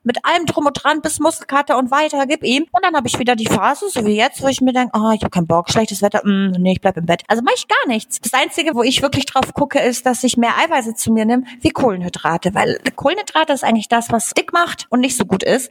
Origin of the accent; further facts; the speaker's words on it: Bavaria, Germany; also born or lived in Upper Silesia, Poland / Traunstein / Chiemsee; Also ich bin tatsächlich in Oberschlesien geboren und ich war vier Jahre alt, als wir nach Deutschland gekommen sind. Und meine Eltern sind dann hierher gezogen, also auch direkt nach Bayern.